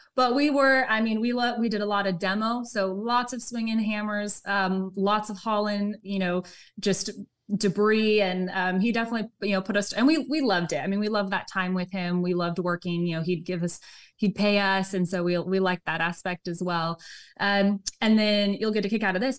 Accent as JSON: {"language": "English", "region": "Southern California", "country": "United States", "tie": "born or raised there", "said": "grew up Southern California"}